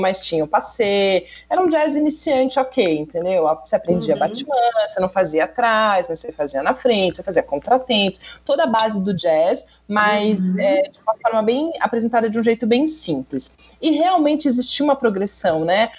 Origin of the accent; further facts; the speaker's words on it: Brazil; é do Brasil